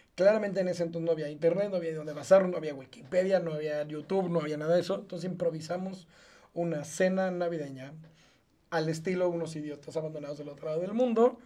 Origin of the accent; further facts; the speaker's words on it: Mexico; also born or lived in Israel; Como mexicano viviendo en este país toda la vida, un año no lo viví aquí. Un año lo viví en un país lejano llamado Israel.